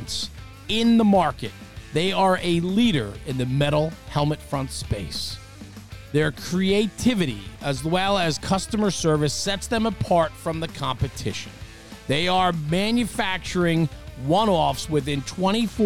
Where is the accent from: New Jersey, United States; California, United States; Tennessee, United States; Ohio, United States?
New Jersey, United States; the part of town I'm from is the Northeast. It's called New Jersey